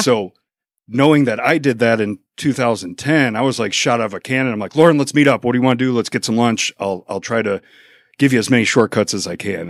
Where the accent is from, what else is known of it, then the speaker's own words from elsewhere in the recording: Chicago suburbs, Illinois, United States; now in Mansfield, United States; We kept moving away. So we were Burbank, Oaklawn, Orland Park